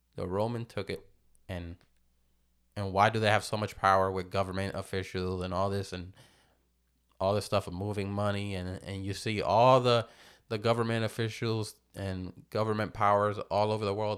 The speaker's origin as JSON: {"language": "English", "region": "New Jersey", "country": "United States", "tie": "born or raised there", "moved": "yes", "lives_now": "Florida, United States", "said": "I was born in New Jersey"}